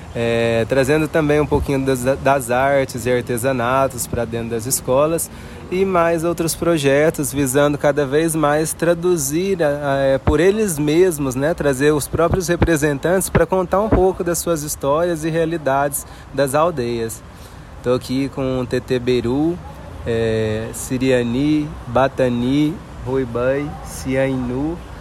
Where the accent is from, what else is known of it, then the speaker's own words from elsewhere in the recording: Uberlândia, Minas Gerais, Brazil; eu sou aqui mesmo de Uberlândia